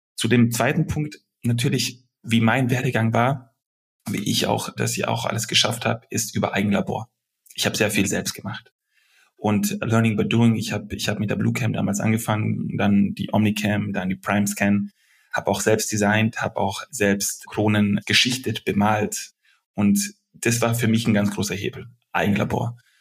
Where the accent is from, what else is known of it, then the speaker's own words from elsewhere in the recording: Germany; also born or lived in Belgrade, Serbia / Stuttgart, Germany; Als Deutscher, mit, mit deutschen Werten, mit, mit deutscher Denkensweise